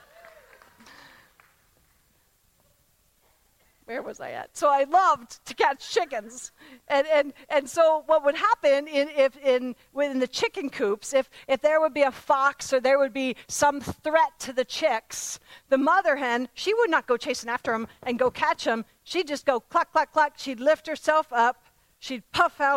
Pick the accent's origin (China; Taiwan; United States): United States; Pennsylvania; I was raised in Pennsylvania, and there were farms all around my home when I was growing up